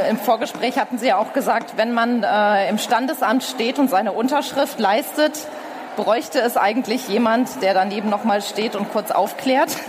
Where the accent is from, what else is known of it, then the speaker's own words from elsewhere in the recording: Frankfurt am Main, Hesse, Germany; born there; ich komme übrigens aus der Nähe. Ich bin in Frankfurt am Main geboren.